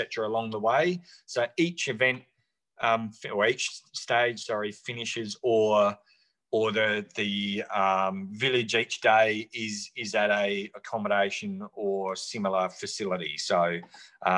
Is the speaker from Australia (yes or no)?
yes; Loxton, South Australia, Australia; now in Western Australia, Australia; I grew up in Loxton in South Australia